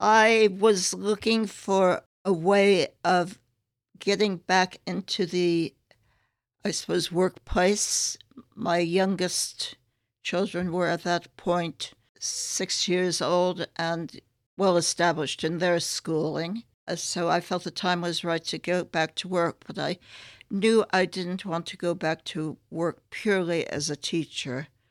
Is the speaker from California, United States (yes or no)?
yes; San Francisco, California, United States; moved away as an adult; also born or lived in New York / Boston, Massachusetts; now in London, United Kingdom; spent part of my childhood in a suburb of San Francisco